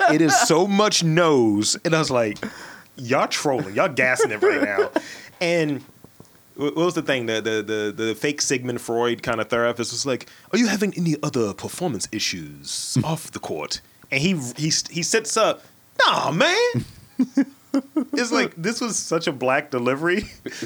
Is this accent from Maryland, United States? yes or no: yes; Baltimore, Maryland, United States; we're from Baltimore